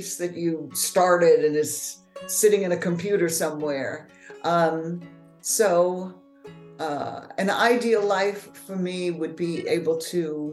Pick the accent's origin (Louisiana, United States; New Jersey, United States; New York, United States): Louisiana, United States; New Orleans; first language English; moved away as an adult; also born or lived in Amsterdam, Netherlands; now in Los Angeles, United States; I am from New Orleans.